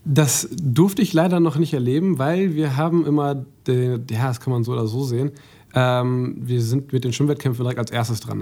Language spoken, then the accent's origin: German; Mülheim, Germany; ich bin in Mülheim aufgewachsen